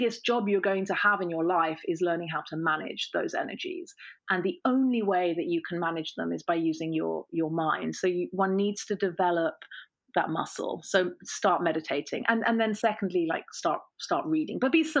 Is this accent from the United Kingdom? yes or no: yes; England, United Kingdom; now in New York, United States; We're moving from New York, which is where we are now, back to England.